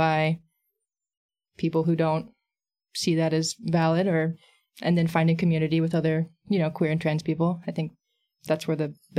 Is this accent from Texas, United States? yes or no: yes; San Antonio, Texas, United States; I'm they, them. I'm an illustrator and comic maker here, and born and raised in San Antonio